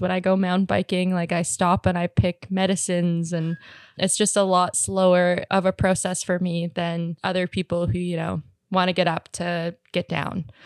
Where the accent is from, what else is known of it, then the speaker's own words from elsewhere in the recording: Squamish, British Columbia, Canada; I grew up in Squamish